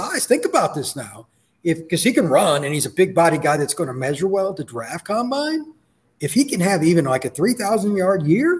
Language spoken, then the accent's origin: English; Indiana, United States; one of the first guys I remember watching, and I grew up in Indiana.